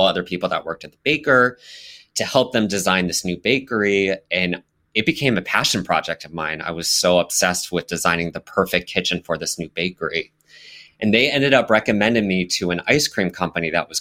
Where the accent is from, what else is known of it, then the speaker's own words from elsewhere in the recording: Las Vegas, Nevada, United States; now in Brooklyn, United States; I grew up in Las Vegas, where there were absolutely no brownstones